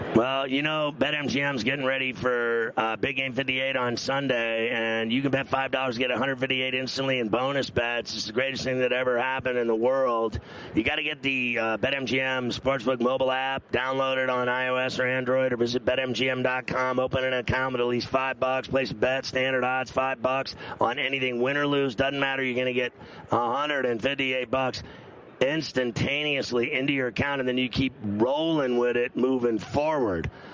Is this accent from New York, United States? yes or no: no; Pittsburgh, Pennsylvania, United States; So I'm from Pittsburgh. I grew up in Pittsburgh